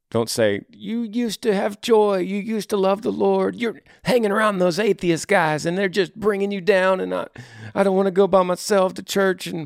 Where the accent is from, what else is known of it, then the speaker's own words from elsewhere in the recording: Texas, United States; now in Maryland, United States; My husband is in the military. We're currently stationed in Maryland, 24 hours from my home state of Texas.